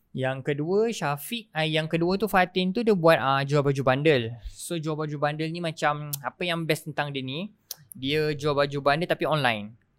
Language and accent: Malay; Kuala Lumpur, Malaysia; also born or lived in Melaka; Lepas tu dulu dekat KL.